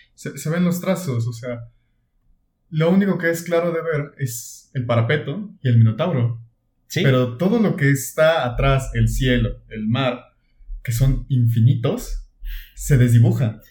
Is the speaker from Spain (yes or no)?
no; Mexico; soy mexicano